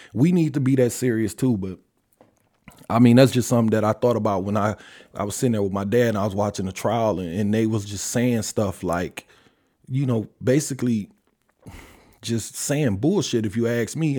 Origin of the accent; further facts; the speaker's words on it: Detroit, Michigan, United States; I'm from Detroit